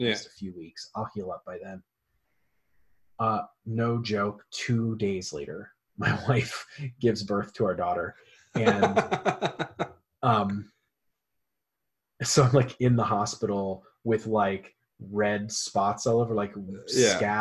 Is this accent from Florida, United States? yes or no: yes; Florida, United States; I grew up in Florida